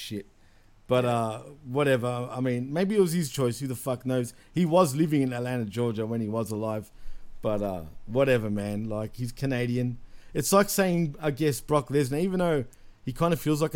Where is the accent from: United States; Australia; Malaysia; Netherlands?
Australia; I'm not as hardcore Australian when it comes to certain words